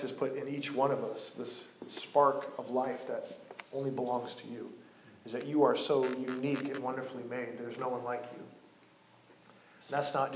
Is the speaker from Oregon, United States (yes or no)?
yes; Coos Bay, Oregon, United States; moved away as an adult; He's the only famous guy from my hometown